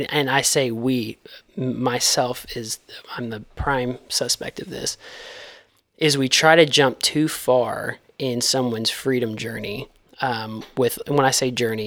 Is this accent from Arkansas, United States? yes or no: yes; DeWitt, Arkansas, United States; I grew up in DeWitt, Arkansas